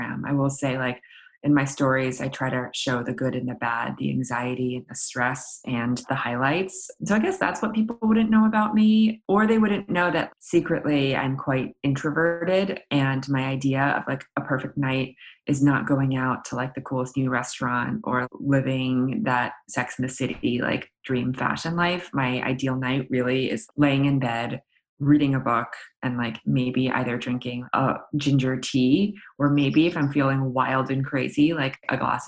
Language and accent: English; New York City, New York, United States; I grew up in New York City